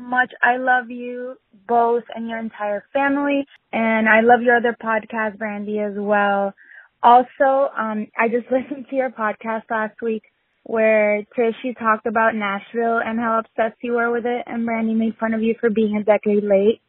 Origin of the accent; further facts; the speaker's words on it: Colombia; now in Florida, United States; I am originally from Colombia, but I live in Florida.